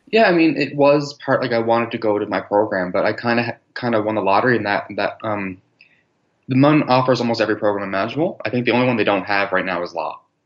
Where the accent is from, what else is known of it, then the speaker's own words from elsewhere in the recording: Nova Scotia, Canada; moved away as an adult; now in St. John's, Canada; I was born in Nova Scotia, and then mm-hmm. I jumped over to Newfoundland, St. John's for my university degree